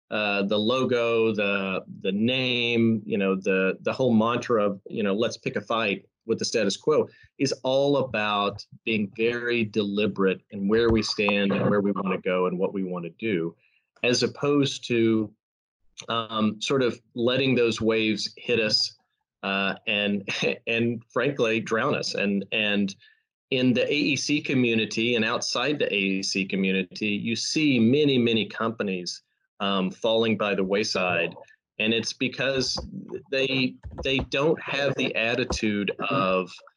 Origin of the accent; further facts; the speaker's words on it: Texas, United States; I'm Texan. I'm from Texas